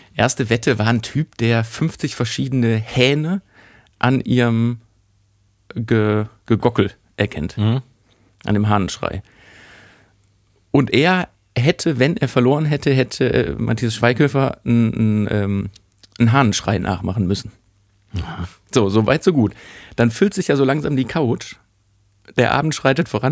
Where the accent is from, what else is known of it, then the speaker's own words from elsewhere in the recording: Germany; bei uns in Deutschland